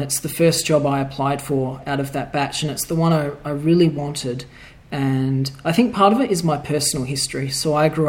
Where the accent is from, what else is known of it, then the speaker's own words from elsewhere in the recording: Perth, Western Australia, Australia; I was born and raised in Perth, Western Australia